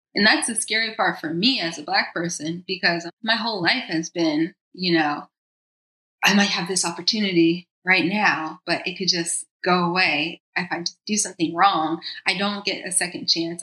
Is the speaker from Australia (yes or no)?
no; United States; also born or lived in New York / Costa Rica; now in Los Angeles, United States; I'm American.